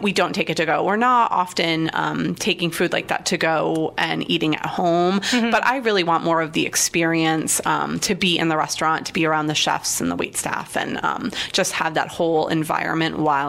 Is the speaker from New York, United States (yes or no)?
yes; Long Island, New York, United States; now in Columbus, United States; but I grew up on the water. I'm originally from Long Island, so for me, it has to be fresh seafood.